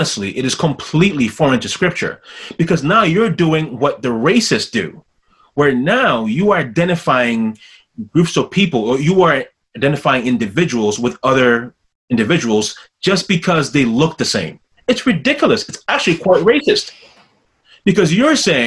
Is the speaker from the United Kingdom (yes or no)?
no; Ghana; as a Ghanaian